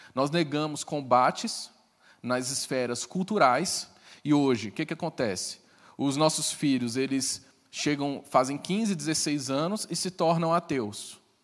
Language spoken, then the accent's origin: Portuguese; Brasília, Federal District, Brazil; Eu sou brasiliense.